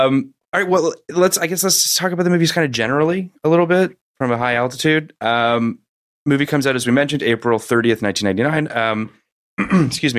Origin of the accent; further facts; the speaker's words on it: Canada; I'm Canadian.